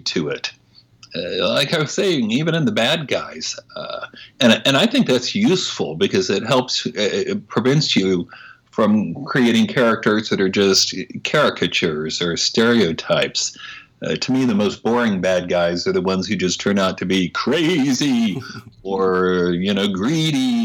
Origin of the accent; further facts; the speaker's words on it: Oklahoma, United States; I'm from Oklahoma. I grew up there